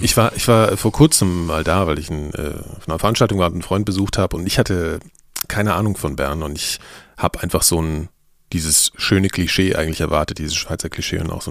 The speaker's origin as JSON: {"language": "German", "region": "Berlin", "country": "Germany", "said": "ich war so selbst als Berliner"}